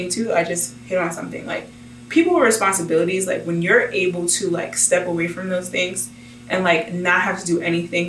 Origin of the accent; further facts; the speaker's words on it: United States; I'm an American.